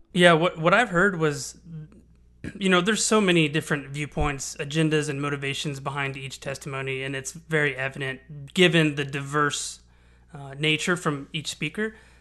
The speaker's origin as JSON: {"language": "English", "town": "Houston", "region": "Texas", "country": "United States", "tie": "born or raised there", "said": "I'm born and raised in Houston. I've lived here for thirty years"}